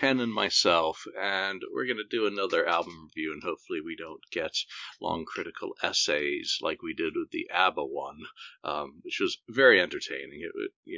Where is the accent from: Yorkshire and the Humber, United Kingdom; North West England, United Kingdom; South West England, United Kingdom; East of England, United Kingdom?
Yorkshire and the Humber, United Kingdom; Bradford; moved away; also born or lived in London / America / Singapore; Yeah, so I may have been born in London, but I grew up in Bradford, Yorkshire.